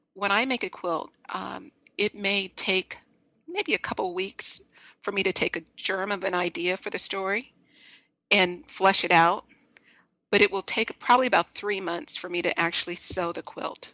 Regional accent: Los Angeles, California, United States; I'm originally from Los Angeles.

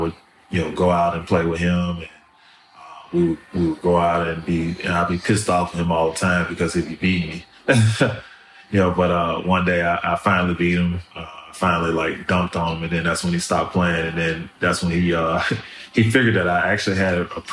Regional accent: Memphis, Tennessee, United States; born or raised there; also born or lived in New Orleans, Louisiana

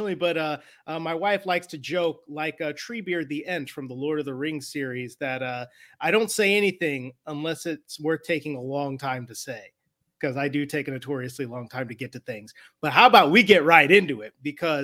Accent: Northwest Indiana, United States; moved away; I'm from Northwest Indiana originally. I grew up around the Chicagoland area

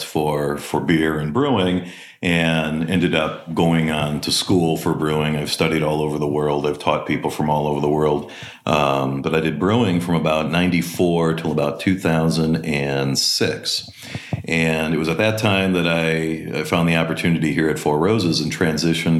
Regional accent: Green Bay, Wisconsin, United States; moved away; also born or lived in Milwaukee, Wisconsin; I grew up in Wisconsin. I was born just outside of Milwaukee and then moved to Green Bay in the second grade. Did most of my schooling in Green Bay

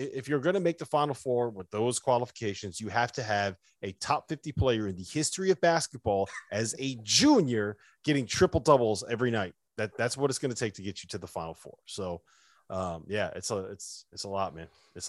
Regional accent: New Jersey, United States; There's a lot of guys from Jersey. I didn't realize we're from Jersey.

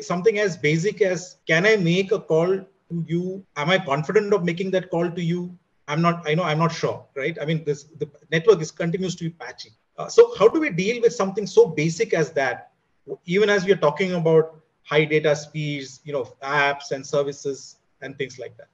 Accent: India; as an Indian

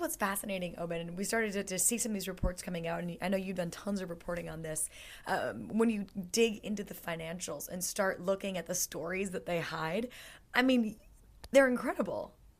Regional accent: United States; I'm the American in the group

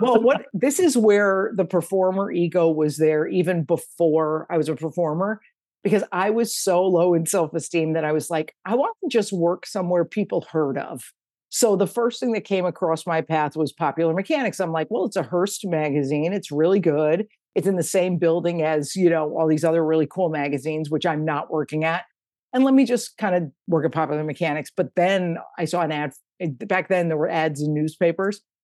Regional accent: Connecticut, United States; living in the house where I grew up in in Connecticut

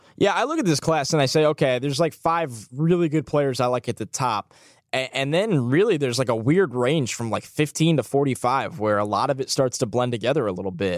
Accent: New York, United States; I'm from New York

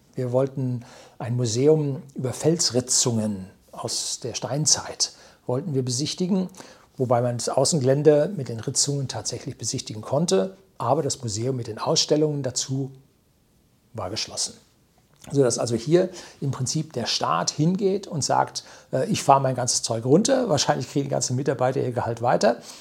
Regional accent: Germany; also born or lived in Weilheim, Upper Bavaria; bei uns in Deutschland

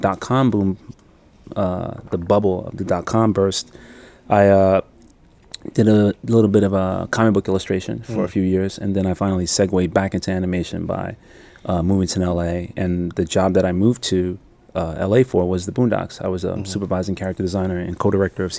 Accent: New York City, New York, United States; moved away as an adult; now in Los Angeles, United States; I'm from New York. I'm born and raised in the South Bronx. I moved to Los Angeles, I believe, in 2004

